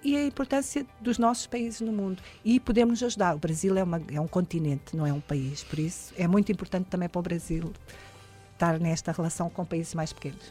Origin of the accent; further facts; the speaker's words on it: Portugal; moved away as an adult; now in Belém, Brazil; apresentei-me como portuguesa